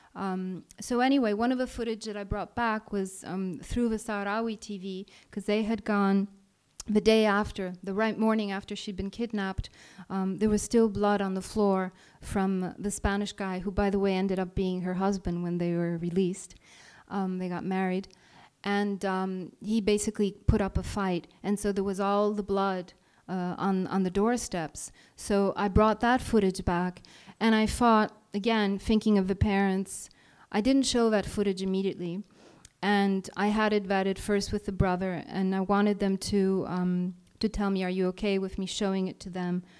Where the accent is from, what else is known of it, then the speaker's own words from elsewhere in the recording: Sardinia, Italy; moved away as an adult; now in Beirut, Lebanon; my hometown in Sardinia, a little remote, sleepy island in the middle of the Mediterranean